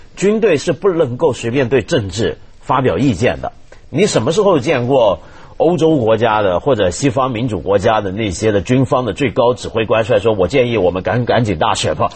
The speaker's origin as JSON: {"language": "Chinese", "country": "China", "said": "我们中国人"}